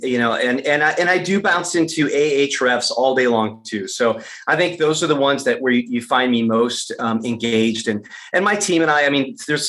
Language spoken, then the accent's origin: English; Michigan, United States; I was born and raised in Michigan